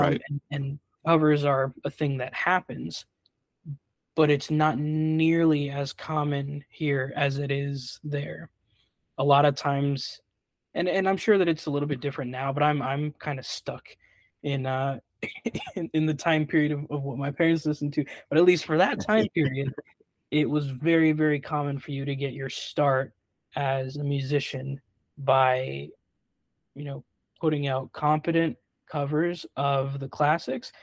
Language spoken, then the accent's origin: English; Brazil; born or raised there; now in United States